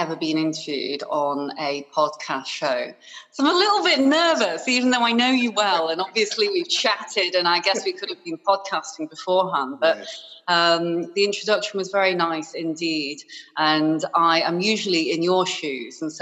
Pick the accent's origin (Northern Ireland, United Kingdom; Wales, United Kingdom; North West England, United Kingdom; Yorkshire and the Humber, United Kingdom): Yorkshire and the Humber, United Kingdom; Harrogate; also born or lived in Hong Kong; from the age of six, I grew up in Yorkshire, in Harrogate, in a little town, which is very, very lovely indeed.